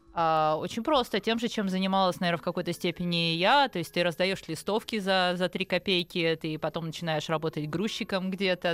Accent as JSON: {"language": "Russian", "region": "Kyiv", "country": "Ukraine", "also_born_or_lived": "Bayonne, New Jersey, United States / France / Singapore", "moved": "as an adult", "lives_now": "Moscow, Russia", "said": "в 19 лет, когда мы эмигрировали из Киева в Штаты"}